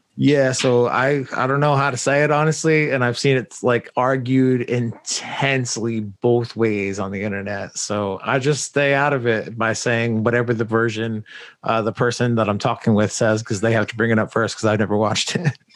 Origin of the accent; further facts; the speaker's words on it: New England, United States; I grew up in New England